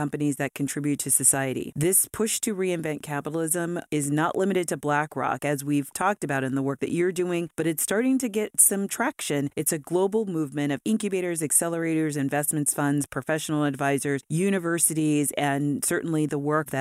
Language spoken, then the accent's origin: English; Los Angeles, California, United States; I'm from Los Angeles